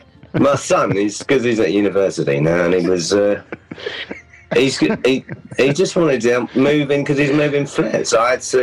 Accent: London, United Kingdom; I was within the sound of the bells, if you know what I mean.

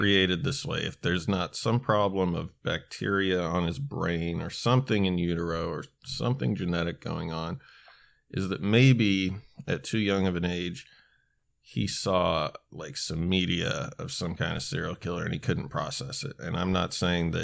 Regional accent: Alaska, United States; when I was growing up in Alaska, in my town

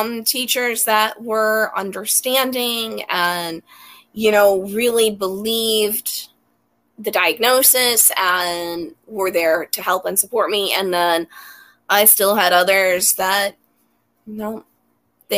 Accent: Massachusetts, United States; moved away as an adult; now in New York, United States; I grew up in Massachusetts

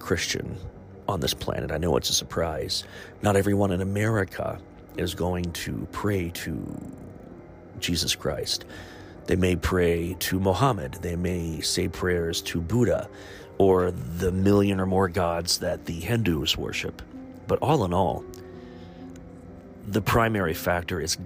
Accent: Chillicothe, Ohio, United States; my hometown of Chillicothe, Ohio, Ohio's first capital

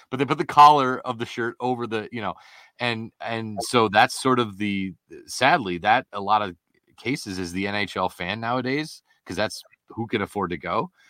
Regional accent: Springfield, Massachusetts, United States; when I was growing up in the Springfield area

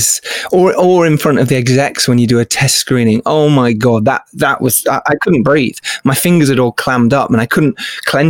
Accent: England, United Kingdom; as English people

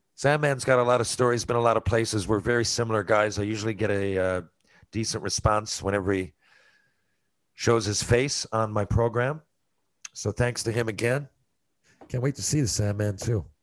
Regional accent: Canada; I'm Canadian

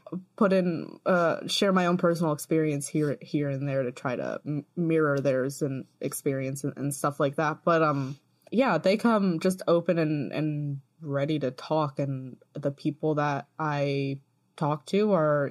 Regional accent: United States; moved away as an adult; also born or lived in Baltimore; now in England, United Kingdom; It's weird being an American that doesn't live in America anymore.

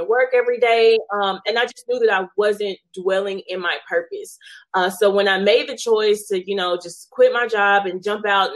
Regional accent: Shreveport, Louisiana, United States; I am from Shreveport, Louisiana

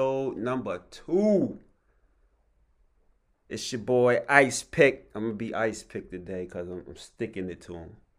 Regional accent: Harrisburg, Pennsylvania, United States; I'm from Harrisburg, PA, 717

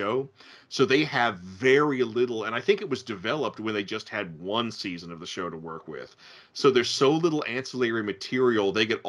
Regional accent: Norfolk, Virginia, United States; my hometown of Norfolk, Virginia

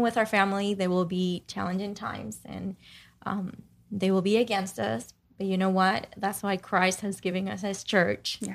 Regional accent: Dominican Republic; moved away; growing up in Dominican Republic

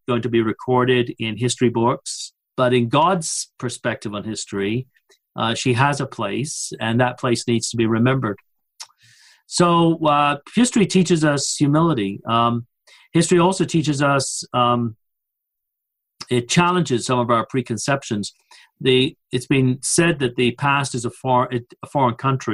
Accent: Coventry, West Midlands, United Kingdom; born or raised there; now in Louisville, United States

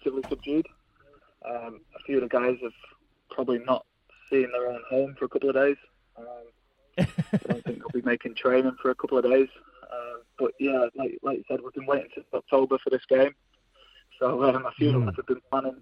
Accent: Winsford, North West England, United Kingdom; born or raised there; now in New Zealand

